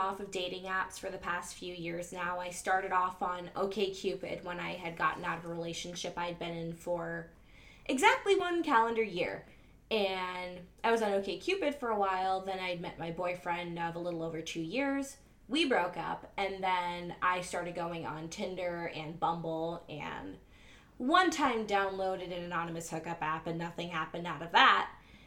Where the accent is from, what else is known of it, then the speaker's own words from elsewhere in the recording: Chicago, Illinois, United States; I'm born and raised in Chicago